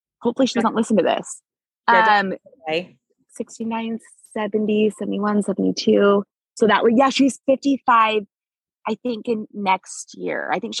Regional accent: California, United States; also born or lived in Washington / Canada; My mom, I'm from California and Washington and Canada.

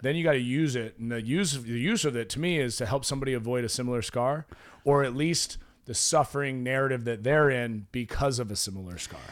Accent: Oregon, United States; moved away; I grew up in Oregon

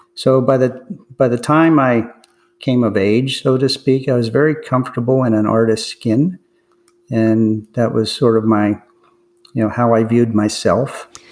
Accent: McKeesport, Pennsylvania, United States; grew up in a, a, suburb of Pittsburgh called McKeesport

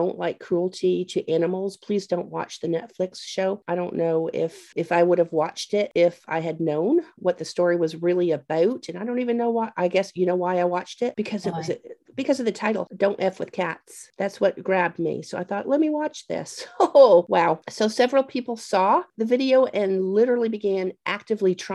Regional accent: Canada; moved away; growing up in Canada

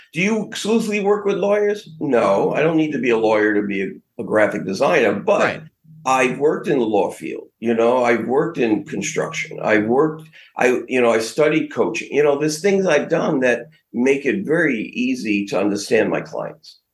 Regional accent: New York City, New York, United States; now in West Palm Beach, United States; Growing up in Brooklyn

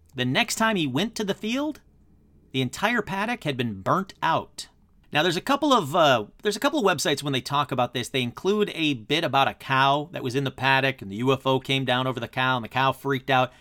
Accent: Michigan, United States; my home state of Michigan

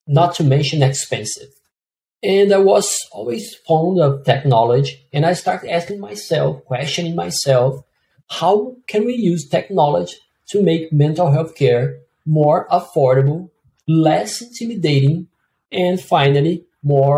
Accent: Brazil; moved away; I'm from Brazil

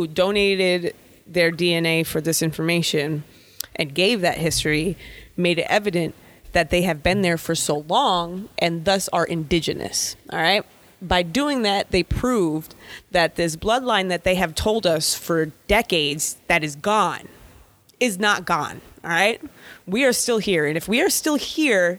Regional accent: New York, United States; now in Texas, United States; I'm from New York. I live in Texas.

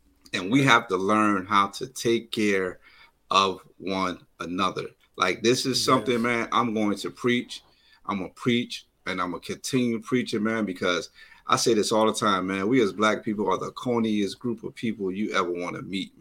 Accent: Paterson, New Jersey, United States; I'm from Paterson, New Jersey

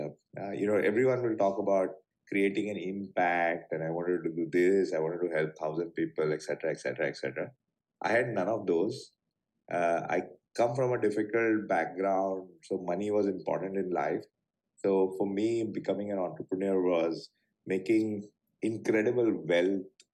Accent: Mumbai, Maharashtra, India; growing up in Bombay

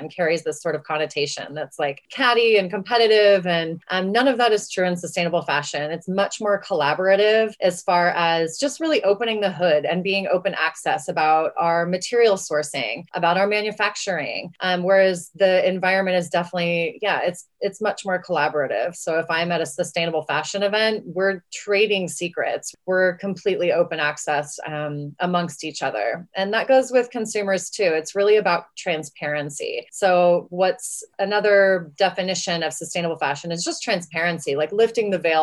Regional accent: West Texas, United States; I'm from West Texas

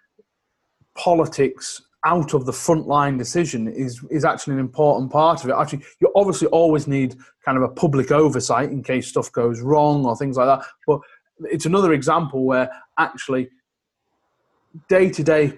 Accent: West Cumbria, North West England, United Kingdom; I grew up in West Cumbria

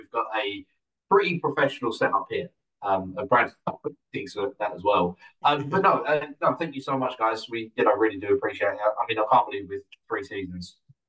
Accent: Essex, East of England, United Kingdom; I'm from Essex

